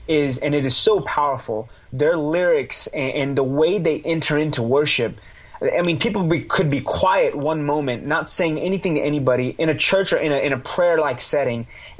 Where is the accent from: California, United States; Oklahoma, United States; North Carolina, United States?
Oklahoma, United States; Oklahoma City; also born or lived in India; I was born here, and we settled here, basically, in Oklahoma City.